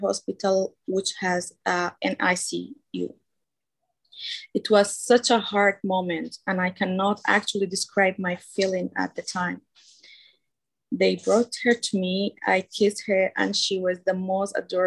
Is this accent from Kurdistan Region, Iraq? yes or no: yes; Kurdistan Region, Iraq; we are from Iraq, Kurdistan region.